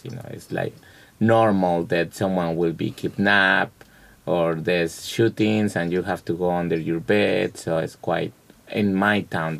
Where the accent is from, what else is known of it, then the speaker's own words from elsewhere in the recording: Veracruz, Mexico; moved away; where I come from, which is Veracruz.